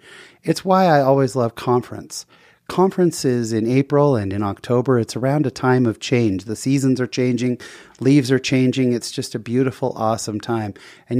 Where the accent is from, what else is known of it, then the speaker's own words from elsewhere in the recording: Utah, United States; And I'm there from Utah where it's 20 degrees and just laughing because I'm in a short sleeve t-shirt and shorts.